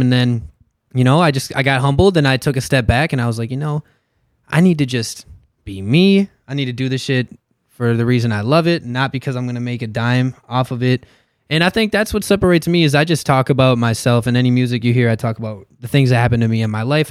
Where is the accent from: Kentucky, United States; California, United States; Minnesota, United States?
Minnesota, United States; Inver Grove Heights; also born or lived in Mankato, Minnesota; I'm from Inver Grove Heights. Graduated at Simley.